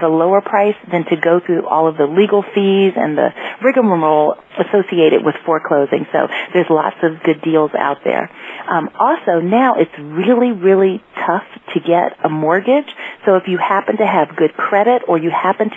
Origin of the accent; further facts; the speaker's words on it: Washington, District of Columbia, United States; I'm from the Washington, D.C. area